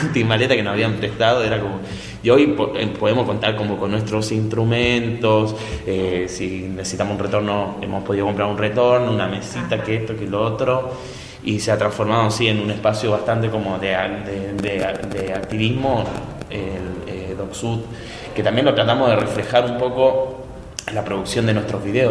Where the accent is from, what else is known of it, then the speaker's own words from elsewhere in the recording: Chile; moved away; yo de chico, yo soy de Chile, en mi barrio